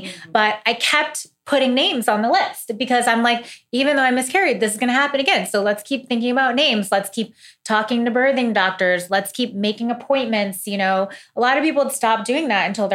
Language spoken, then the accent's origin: English; Missouri, United States; moved away; I'm from Missouri. I'm from like a really like humble place, you know, in the country